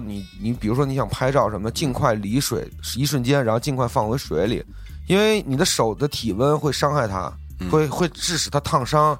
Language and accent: Chinese; China; 我作为中国人